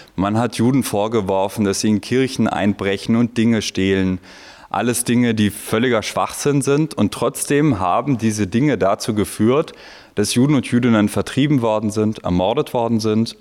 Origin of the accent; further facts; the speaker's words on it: Italy; now in Vienna, Austria; ich bin in Italien zur Schule gegangen